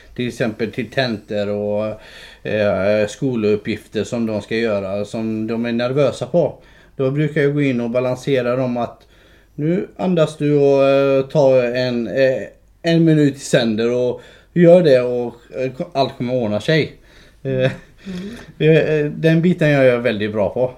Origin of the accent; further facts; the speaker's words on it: Skåne, Sweden; also born or lived in Kurdistan; Jag är uppvuxen i Skåne. Nej. Eh, jag kom, eh, jag kom eh, till Skåne som en fyraåring